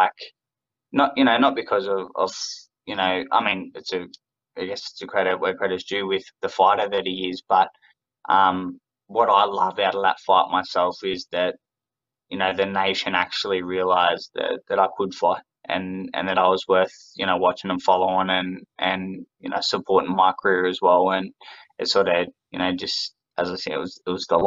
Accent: Australia; I'm an Aussie

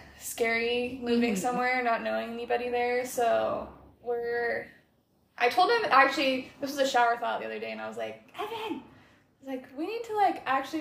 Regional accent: Tri-Cities, Washington, United States; moved away as an adult; now in Portland, United States; I'm originally from Tri-Cities, Washington, which is like lower eastern Washington, if you're familiar. It's really flat there, and the Columbia River goes through it, though, so that was always fun in the summers.

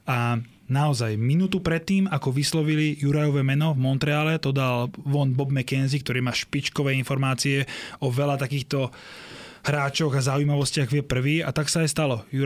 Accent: Slovakia; že odkiaľ ste, že zo Slovenska

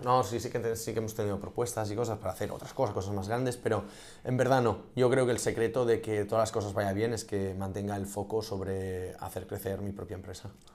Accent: Catalonia, Spain; also born or lived in Munich; Soy un catalán preñado

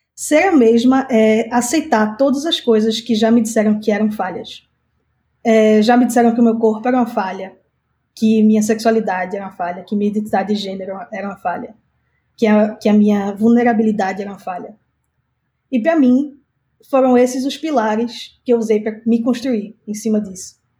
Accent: Recife, Pernambuco, Brazil; moved away as an adult; eu sou de Recife, nordestina, morei lá minha vida toda até os 18.

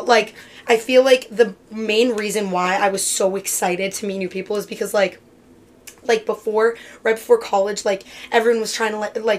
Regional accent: Lexington, Massachusetts, United States; I'm originally from Lex

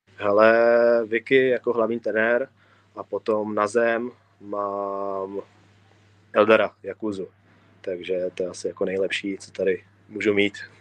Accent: Prague, Czechia; typický Pražák

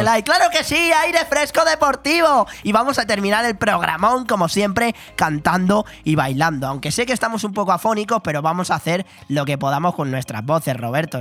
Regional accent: Calpe, Valencian Community, Spain; Calpe, en este caso de mi pueblo

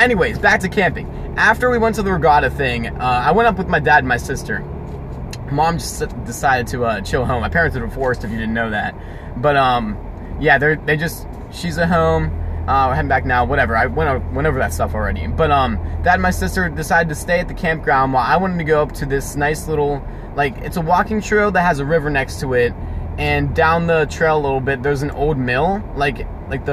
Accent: Pittsburgh, Pennsylvania, United States; We're from Pittsburgh

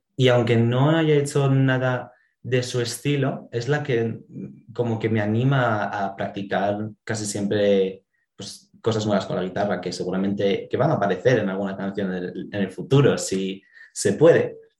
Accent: Asturias, Spain; somos de Asturias, aquí es un pueblo grande, nos conocemos casi todos

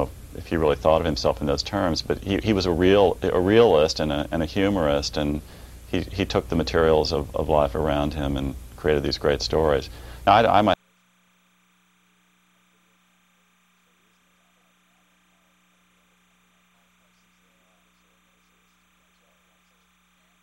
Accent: Quincy, Illinois, United States; I was born in the Midwest, a small city right on the banks of the Mississippi River, Quincy, Illinois

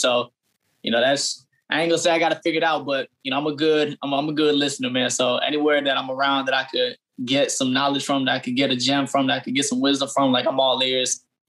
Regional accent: Fayetteville, North Carolina, United States; now in Atlanta, United States; So I'm from Fayetteville, North Carolina. My dad is military. So how we got there, he just retired this year for 27 years. And we got there when I was about in sixth grade. So I spent 10 years in Fayetteville before coming to Atlanta.

